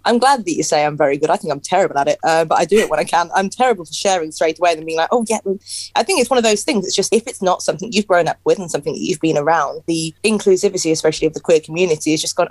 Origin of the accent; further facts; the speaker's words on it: Northampton, East Midlands, United Kingdom; I'm from Northampton